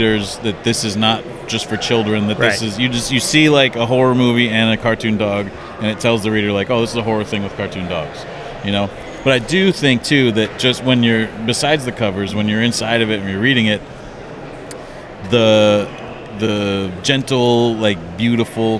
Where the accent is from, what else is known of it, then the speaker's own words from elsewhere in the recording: Midwest, United States; I'm from the Midwest